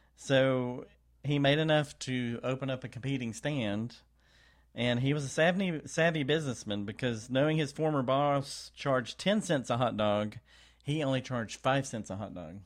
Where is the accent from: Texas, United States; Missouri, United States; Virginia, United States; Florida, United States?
Texas, United States; I'm also from Texas